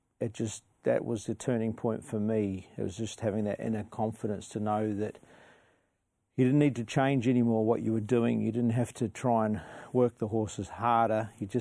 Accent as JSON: {"language": "English", "country": "New Zealand", "tie": "born or raised there", "moved": "yes", "lives_now": "Australia", "said": "I had a good upbringing on a dairy farm in New Zealand"}